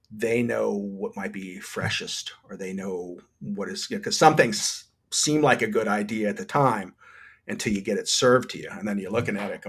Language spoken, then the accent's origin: English; New Jersey, United States; now in Florida, United States; I came from the Garden State, from New Jersey, and we had good produce.